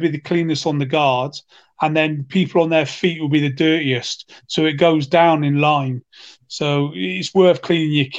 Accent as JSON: {"language": "English", "town": "Cheltenham", "region": "South West England", "country": "United Kingdom", "tie": "born or raised there", "moved": "as an adult", "said": "I was born and bred in Cheltenham"}